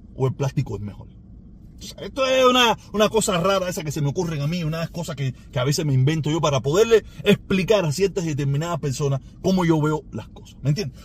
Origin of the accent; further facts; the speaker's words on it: Cuba; also born or lived in Miami-Dade County, Florida; now in Miami, United States; El condado Miami-Dade que mayoritariamente somos cubanos